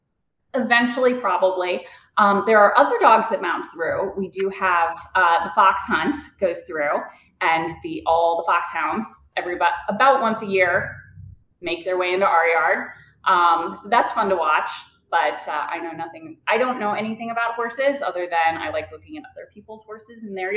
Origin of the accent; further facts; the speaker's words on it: St. Louis, Missouri, United States; now in Middleburg, United States; I'm originally from St. Louis. So that has always been sort of home. We moved all around growing up, but I am originally born there and then moved there back there when I was in high school. I now live in Middleburg, Virginia